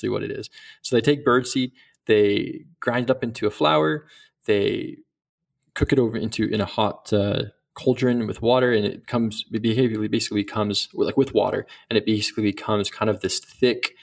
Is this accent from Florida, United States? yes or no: yes; Central Florida, United States; also born or lived in Senegal / New York; I grew up in Central Florida, which is, I grew up like an hour from the Pioneers USA headquarters